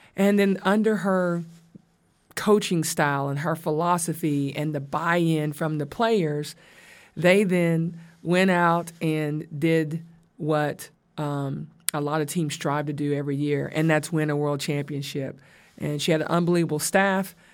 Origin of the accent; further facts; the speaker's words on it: the South, United States; I'm from the South